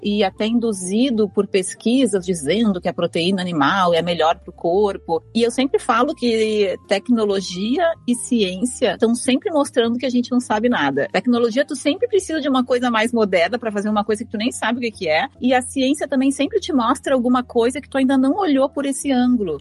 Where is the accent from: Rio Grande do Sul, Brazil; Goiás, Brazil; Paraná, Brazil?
Rio Grande do Sul, Brazil; eu sou gaúcha, né? Fui criada com costela